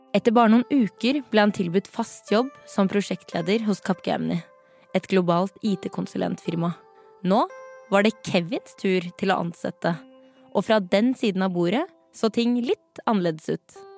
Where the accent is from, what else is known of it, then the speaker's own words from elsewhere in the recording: Norway; er født og oppvokst her i Norge